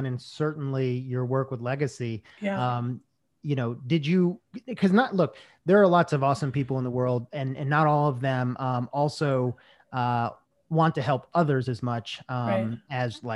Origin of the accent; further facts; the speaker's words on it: Chicago, Illinois, United States; I'm also from Chicago